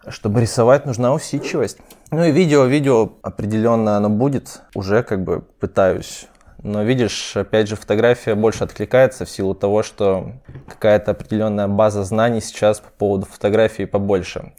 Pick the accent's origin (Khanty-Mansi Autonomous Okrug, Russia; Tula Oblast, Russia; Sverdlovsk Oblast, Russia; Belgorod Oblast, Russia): Khanty-Mansi Autonomous Okrug, Russia; Surgut; now in Saint Petersburg, Russia; я с провинциального городка Сургут